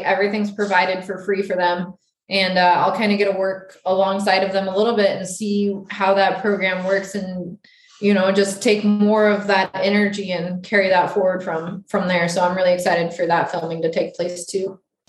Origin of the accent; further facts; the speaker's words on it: Wyoming, United States; there's actually a veteran Mustang program happening in my home state of Wyoming